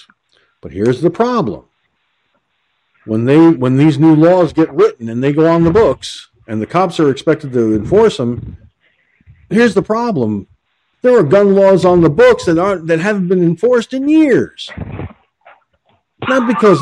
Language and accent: English; Peekskill, New York, United States; moved away; I lived in a town called Peekskill, New York, better part of my entire life. Okay? That's my hometown